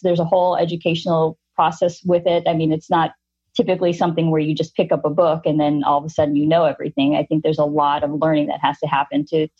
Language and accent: English; Philippines; I mean, I'm Filipino. Filipinos don't traditionally use chopsticks.